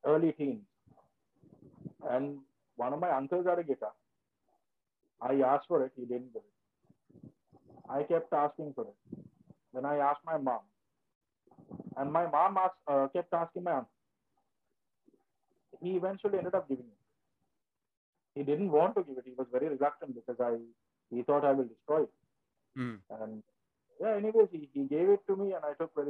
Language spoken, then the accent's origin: English; Ratmalana, Western Province, Sri Lanka; now in United Arab Emirates; I'm from Ratmala.